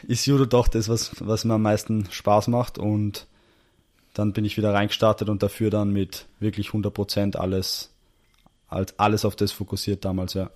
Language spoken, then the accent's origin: German; Salzburg, Austria; now in Vienna, Austria; ich bin ursprünglich aus Salzburg, ja. aber bin jetzt quasi auch so halber Wiener